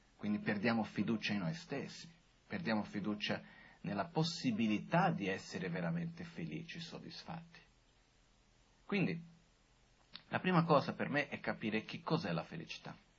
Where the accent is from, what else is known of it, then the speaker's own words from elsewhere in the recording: Brazil; sono brasiliano